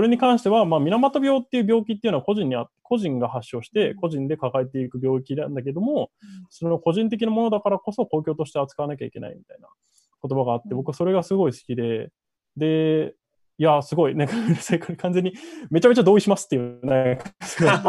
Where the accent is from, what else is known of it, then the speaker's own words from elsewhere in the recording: Tokyo, Japan; 3階が僕の実家で、えっと、2階がお父さんの歯医者で、1階が銭湯っていう感じです